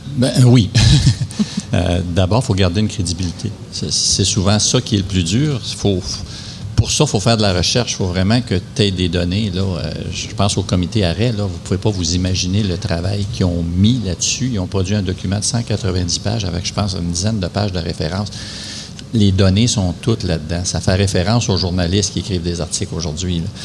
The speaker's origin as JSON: {"language": "French", "town": "Val-d'Or", "region": "Quebec", "country": "Canada", "tie": "born or raised there", "also_born_or_lived": "Rouyn-Noranda", "said": "J'étais de Val d'Or"}